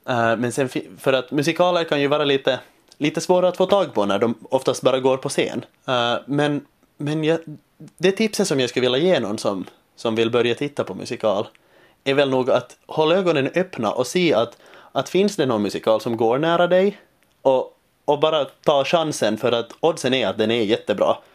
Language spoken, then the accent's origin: Swedish; Finland; accent: Finland Swedish; lockande att få jobba på finlandssvenska och inte hela tiden behöva kämpa med att, med att liksom omvandla min dialekt till någon form av, av scensvenska, som det heter här.